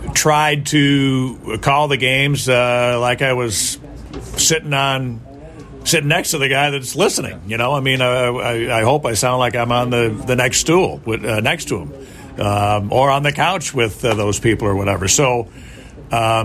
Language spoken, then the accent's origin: English; Chicago, Illinois, United States; born or raised there